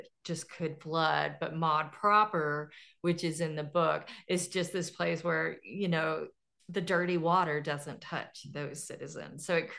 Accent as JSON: {"language": "English", "town": "Fort Smith", "region": "Arkansas", "country": "United States", "tie": "born or raised there", "said": "I base all of my settings on where I grew up in around Fort Smith, Arkansas. And it's in the Arkansas River Valley. So it's like I grew up in a river valley that always floods and it's part of Tornado Valley."}